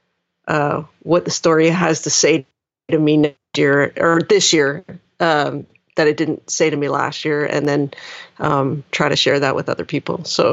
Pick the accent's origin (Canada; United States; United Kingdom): Canada; Coquitlam, British Columbia; this little Baptist church that I grew up in Coquitlam, British Columbia